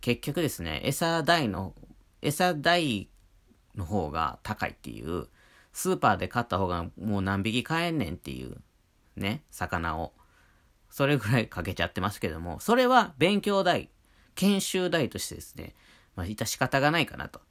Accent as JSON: {"language": "Japanese", "region": "Wakayama", "country": "Japan", "tie": "born or raised there", "moved": "yes", "lives_now": "Hokkaido, Japan", "said": "和歌山県出身"}